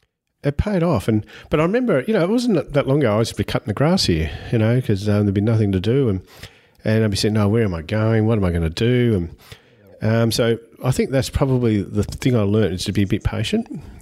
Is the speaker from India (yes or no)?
no; Lara, Victoria, Australia; I grew up in Lara, so I'm a Lara born and bred guy. I'm still there